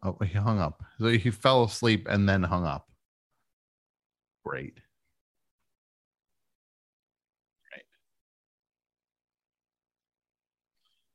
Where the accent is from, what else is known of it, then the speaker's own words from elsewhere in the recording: New Jersey, United States; growing up in New Jersey